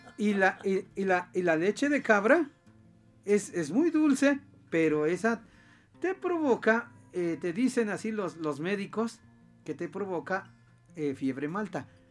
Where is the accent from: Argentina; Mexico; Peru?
Mexico; Tlachichuca, Puebla; moved away; a mi pueblo, a, un pueblo de Tlachichuca